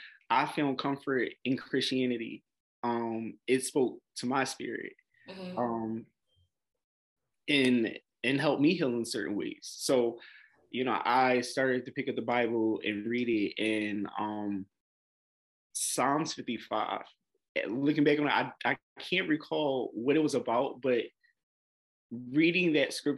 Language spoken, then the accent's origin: English; Philadelphia, Pennsylvania, United States; I'm 30 years old, born and raised in Philadelphia